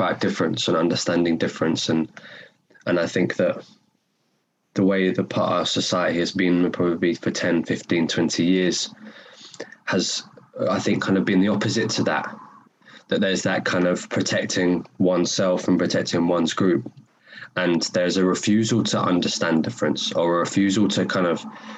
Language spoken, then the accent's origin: English; London, United Kingdom; accent: North London; moved away as an adult; now in Glasgow, United Kingdom; I spent 18 years living in North London